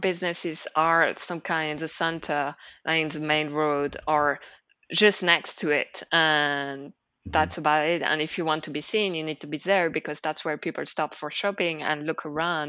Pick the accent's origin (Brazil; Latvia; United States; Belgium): Belgium; Liège, Wallonia; also born or lived in Brussels; Liège, my hometown, which is a city smaller than Brussels, but still a city